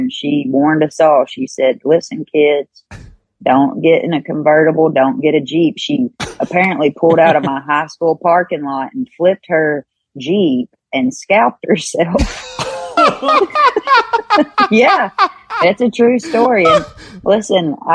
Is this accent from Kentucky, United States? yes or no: yes; Kentucky, United States; born or raised there